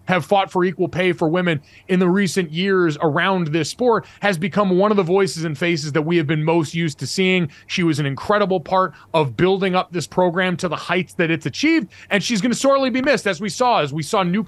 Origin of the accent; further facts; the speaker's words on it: Connecticut, United States; growing up in New England, growing up in Connecticut